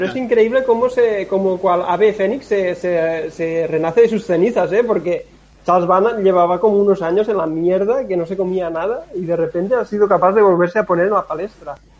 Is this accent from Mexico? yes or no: no; Catalonia, Spain; yo como catalán que soy